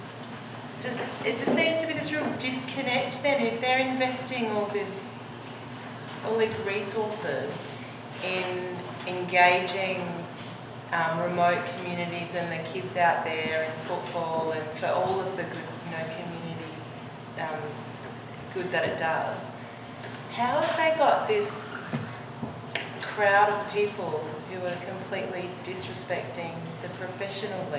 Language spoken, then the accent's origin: English; Adelaide, South Australia, Australia; now in Melbourne, Australia; I grew up in Adelaide.